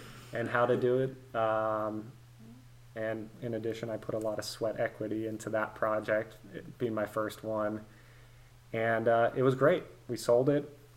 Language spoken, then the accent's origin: English; East Bay, San Francisco Bay Area, California, United States; moved away as an adult; now in Nashville, United States; I was born and raised in the East Bay, born in San Francisco, grew up in the Bay Area, lived in California my whole life